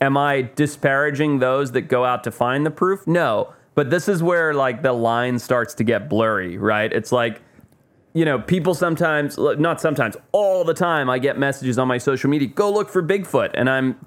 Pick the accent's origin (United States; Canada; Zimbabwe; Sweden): Zimbabwe; moved away; I grew up in Zimbabwe